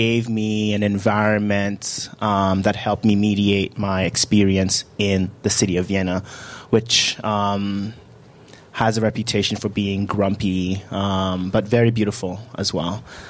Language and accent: English; Accra, Greater Accra, Ghana; born there; So I was born in Ghana. I was born in Accra.